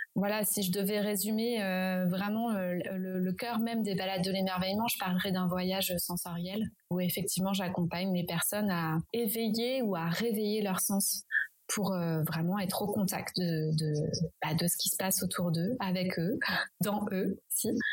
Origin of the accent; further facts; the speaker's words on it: Champagne Berrichonne, Centre-Val de Loire, France; j'ai grandi en Champagne-Berrichonne